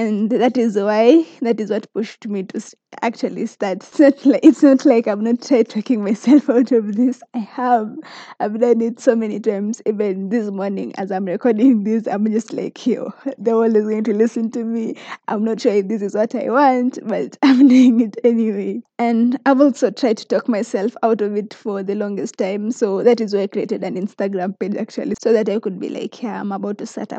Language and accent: English; Kericho, Kericho County, Kenya; moved away as an adult; now in Nakuru County, Kenya; I come from Kericho, Kenya, but currently in Nakuru County